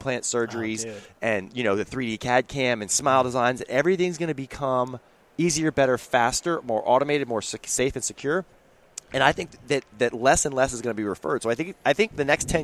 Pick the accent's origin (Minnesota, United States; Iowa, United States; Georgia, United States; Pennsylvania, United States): Georgia, United States; Atlanta; growing up in Atlanta